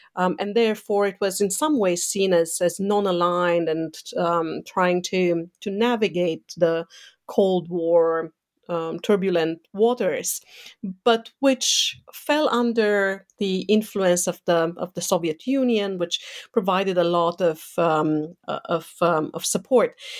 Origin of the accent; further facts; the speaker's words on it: Romania; moved away; growing up in Eastern Europe, um, under a communist dictatorship, mm, so under Ceausescu's